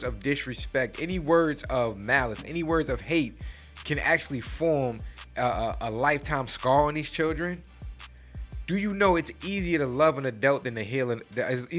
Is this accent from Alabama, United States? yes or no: no; New York, United States; I'm from New York. All right? I'm from the town where we talk big shit